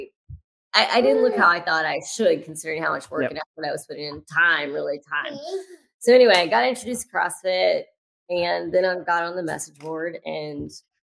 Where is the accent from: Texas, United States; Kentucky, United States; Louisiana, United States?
Louisiana, United States; I grew up in Louisiana